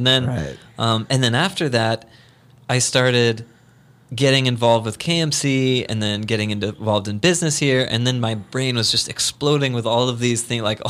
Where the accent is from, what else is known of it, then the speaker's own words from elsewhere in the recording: United States; I'm American.